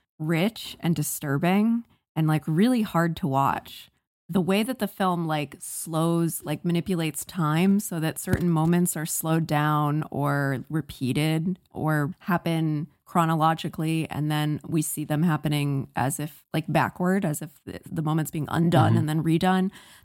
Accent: Virginia, United States; I grew up in Northern Virginia, and I've been around similar kind of beach culture

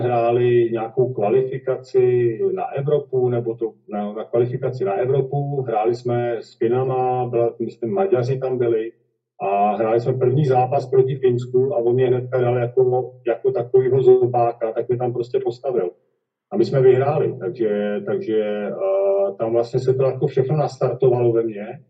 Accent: Kladno, Central Bohemian Region, Czechia; narodil jsem se na Kladně, kde jsem taky s tím volejbalem začínal

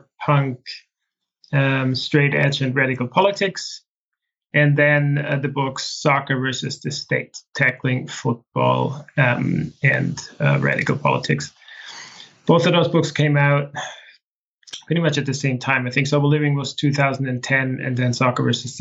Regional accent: Austria; from the age of six, I grew up in a small village in the Austrian Alps.

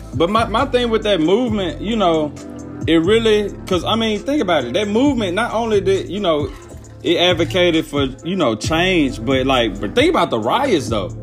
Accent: Alcorn, Mississippi, United States; I'm from Alcorn

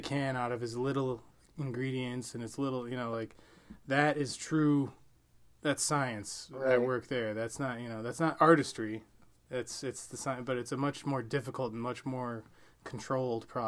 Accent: Wisconsin, United States; we're from Wisconsin

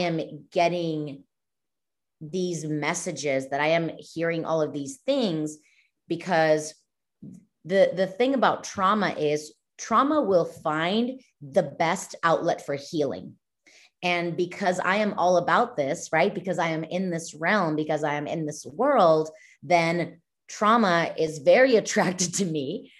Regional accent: Mexico; now in United States; I'm Mexican. I was born and raised in Mexico, not like here in the States

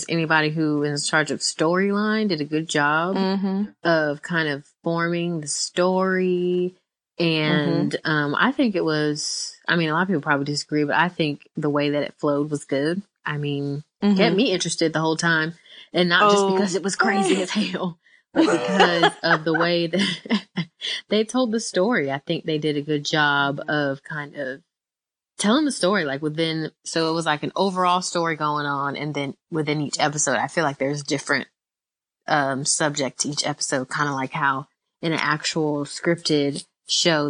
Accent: Tampa, Florida, United States; I'm also from Tampa, Florida too

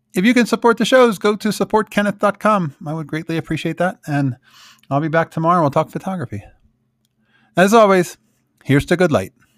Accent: Philadelphia, Pennsylvania, United States; also born or lived in South Jersey, New Jersey; now in Colorado, United States; where I grew up in Philadelphia and South Jersey

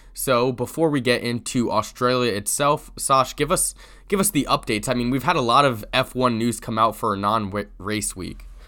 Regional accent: United States

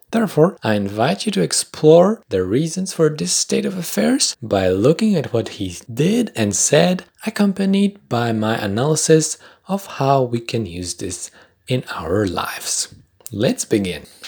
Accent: Poland; accent: Polish; first language Polish; English is a second language; My first language is Polish

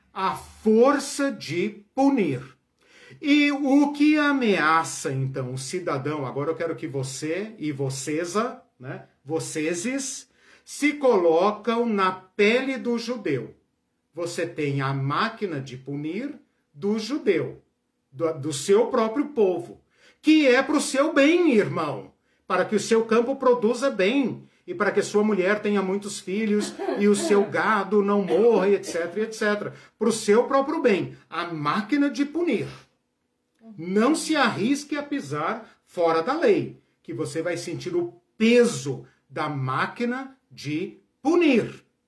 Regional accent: Brazil; Nós somos brasileiros.

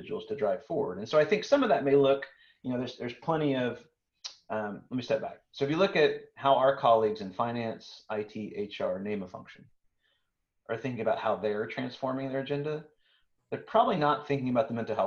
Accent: Texas, United States; I'm from Texas

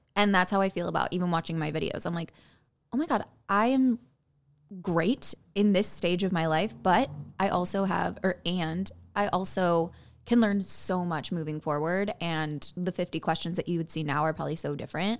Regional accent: Buffalo Grove, Illinois, United States; moved away as an adult; now in Los Angeles, United States; I'm from Buffalo Grove, Illinois, uh, home of the cornfields

